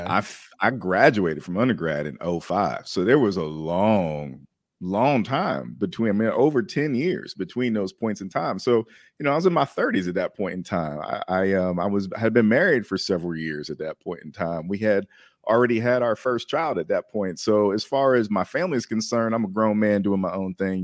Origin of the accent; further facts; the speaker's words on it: Maryland, United States; I'm originally from Maryland